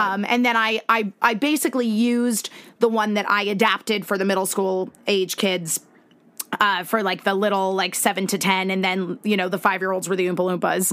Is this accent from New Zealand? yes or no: no; Connecticut, United States; moved away as an adult; also born or lived in Virginia; I was uh, born and raised in Connecticut